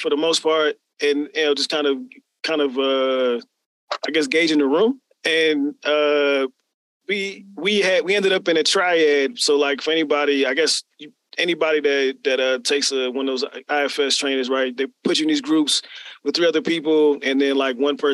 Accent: Germantown, Maryland, United States; also born or lived in New Jersey; I grew up in the DMV. So for those who are not familiar, the DC, Maryland, Virginia area, Germantown, Maryland, about 20 minutes north of the city, but I was born in Jersey

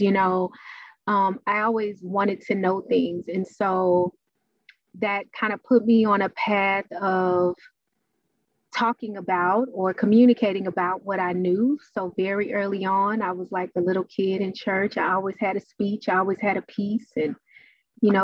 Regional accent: Dallas, Texas, United States; I was born and raised in Dallas

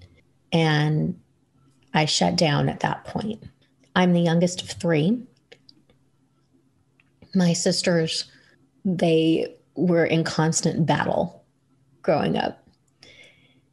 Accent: New York, United States; I grew up in New York

